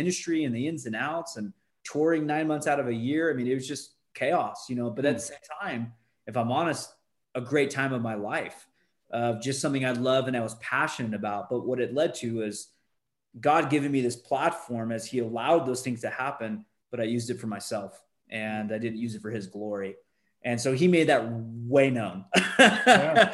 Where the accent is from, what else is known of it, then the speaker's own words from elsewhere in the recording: California, United States; now in Utah, United States; Born and raised in California, now I live in Utah out of all places